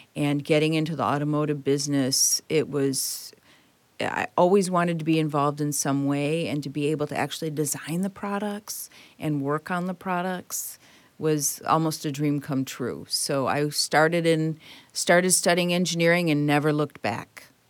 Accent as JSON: {"language": "English", "town": "Detroit", "region": "Michigan", "country": "United States", "tie": "born or raised there", "said": "I was born and raised in Detroit"}